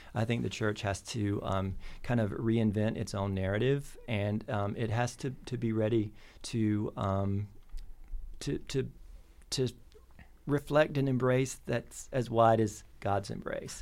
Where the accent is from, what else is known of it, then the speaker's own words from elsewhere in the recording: North Carolina, United States; now in Bloomington, United States; I grew up in North Carolina on a, on a tobacco farm